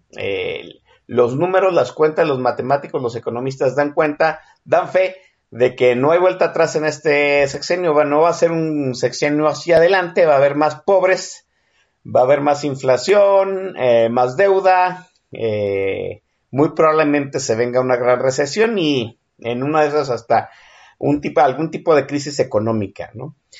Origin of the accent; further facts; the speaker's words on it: Guadalajara, Jalisco, Mexico; mi tierra de mis tierras tapatías